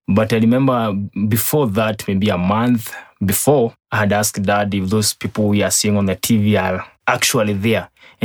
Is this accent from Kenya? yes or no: yes; Nyeri, Nyeri County, Kenya; I was born in Nyeri, lived in Nyeri, in a Tutu location, Karai sub-location